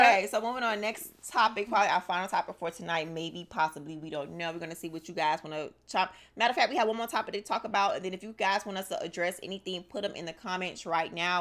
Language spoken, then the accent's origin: English; Miami, Florida, United States; I'm from Miami, born and raised